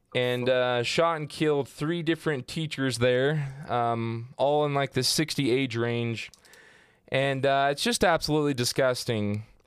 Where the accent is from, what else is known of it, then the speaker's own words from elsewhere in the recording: Southern Utah, United States; growing up in Southern Utah